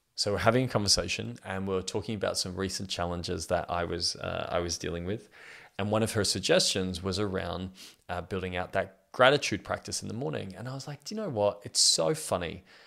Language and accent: English; Australia; I'm 32 years old and I'm from Australia.